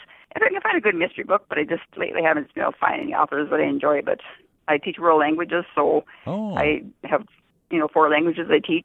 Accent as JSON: {"language": "English", "town": "Fairmount", "region": "North Dakota", "country": "United States", "tie": "born or raised there", "said": "I was born and raised in North Dakota, Fairmont, North Dakota, actually"}